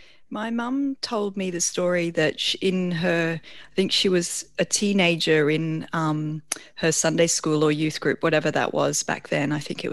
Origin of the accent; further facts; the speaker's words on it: Burundi; born there; two on furlough back in the UK, and I was born in Burundi.